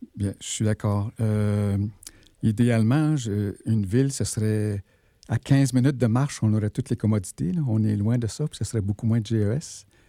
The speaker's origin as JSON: {"language": "French", "town": "Val-d'Or", "region": "Quebec", "country": "Canada", "tie": "born or raised there", "also_born_or_lived": "Malartic, Quebec", "said": "je suis né à Malartic et j'ai grandi à Bourlamac, qui est aujourd'hui qui s'appelle Val d'Or."}